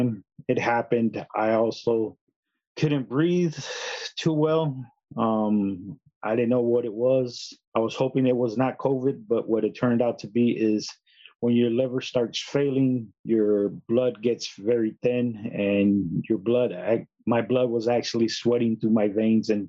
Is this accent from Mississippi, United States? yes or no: no; San Antonio, Texas, United States; I was born and raised in San Antonio